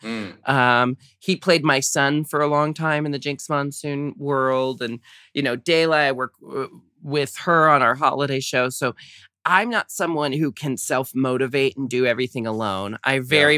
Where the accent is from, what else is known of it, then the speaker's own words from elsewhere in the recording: United States; growing up in America